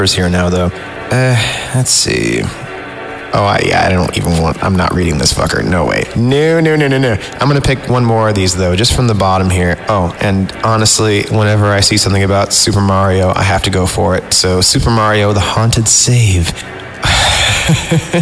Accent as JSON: {"language": "English", "town": "Fresno", "region": "California", "country": "United States", "tie": "born or raised there", "said": "I grew up in the Central Valley in Fresno"}